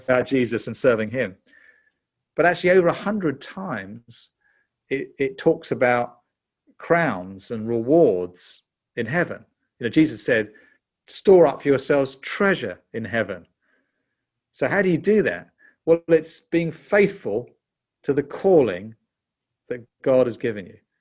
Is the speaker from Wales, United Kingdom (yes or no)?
no; London, United Kingdom; you can tell from my accent, I'm, I'm actually a Brit. I was born in London in nineteen fifty-seven.